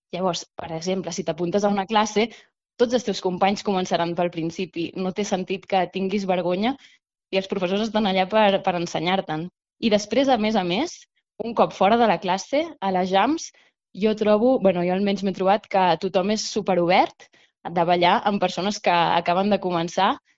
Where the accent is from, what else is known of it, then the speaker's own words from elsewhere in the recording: Badalona, Catalonia, Spain; jo sóc badalonina